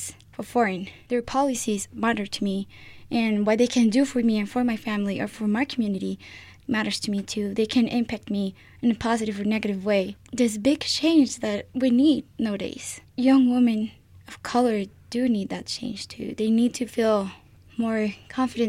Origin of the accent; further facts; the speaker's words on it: Colombia; moved away; I'm from South America. I'm from Colombia.